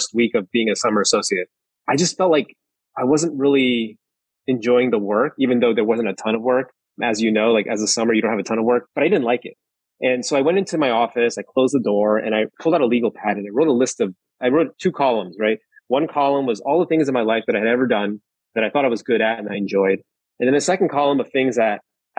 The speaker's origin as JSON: {"language": "English", "region": "New York", "country": "United States", "said": "I'm from New York originally. My parents are from Taiwan."}